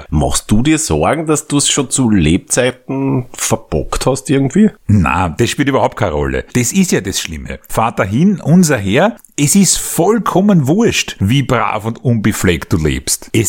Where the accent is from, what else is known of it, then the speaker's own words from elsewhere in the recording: Austria; In so einem katholischen Land, wie es da bei uns in Österreich ist, da muss doch so einer wie der Kreisky fix, fix, sage ich da, in Himmel aufsteigen nach seinem Tod.